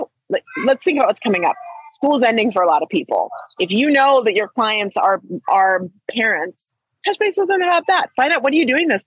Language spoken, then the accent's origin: English; Trinidad & Tobago; I'm Trinidadian